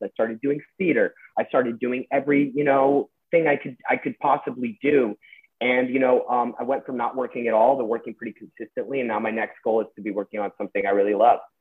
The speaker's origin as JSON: {"language": "English", "town": "Westlake Village", "region": "California", "country": "United States", "tie": "born or raised there", "said": "I grew up in Westlake Village and so pretty normal suburban yeah. upbringing."}